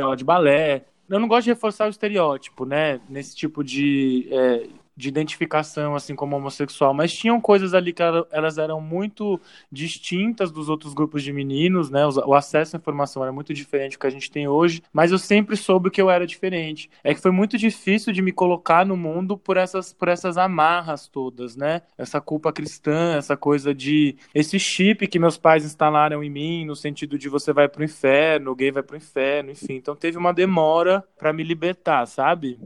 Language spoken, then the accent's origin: Portuguese; São Paulo, Brazil; sou de São Paulo mesmo, é, vivi a vida inteira aqui